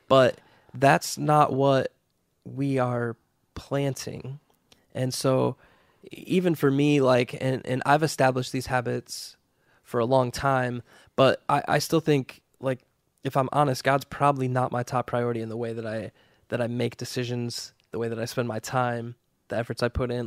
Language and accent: English; United States; we, as American Christians